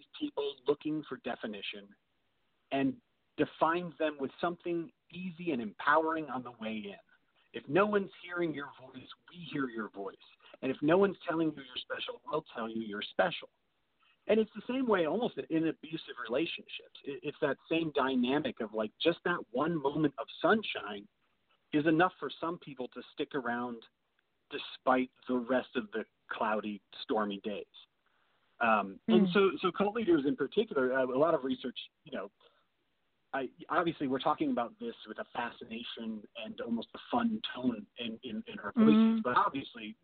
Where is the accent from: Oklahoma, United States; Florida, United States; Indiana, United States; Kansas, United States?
Indiana, United States; I grew up in Indiana